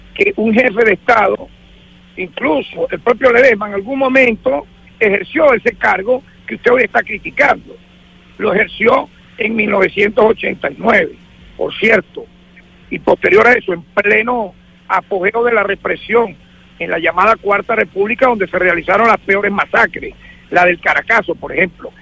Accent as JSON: {"language": "Spanish", "country": "Venezuela"}